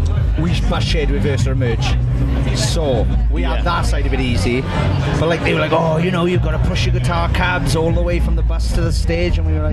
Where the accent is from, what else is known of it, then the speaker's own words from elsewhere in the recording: Wales, United Kingdom; us as miserable Welsh bastards